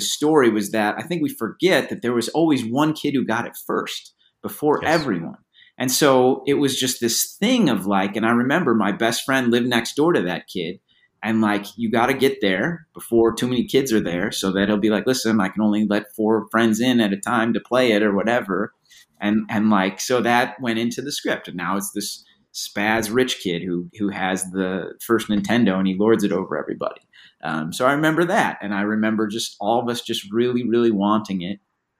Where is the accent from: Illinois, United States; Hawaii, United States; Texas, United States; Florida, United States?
Illinois, United States; Chicago; You know, I'm from Chicago. … I was exactly the same age.